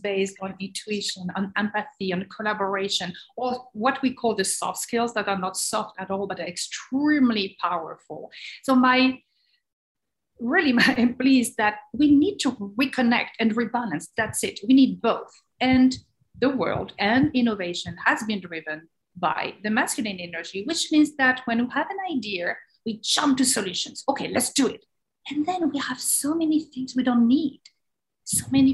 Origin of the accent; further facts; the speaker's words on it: France; moved away as an adult; now in United States; being French, but wanting to discover the world. And I was fascinated by the US. I was 5 years old and I say, one day I will go to America.